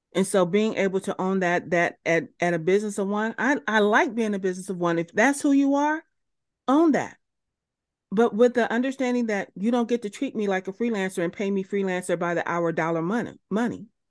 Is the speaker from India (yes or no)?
no; United States; as an American person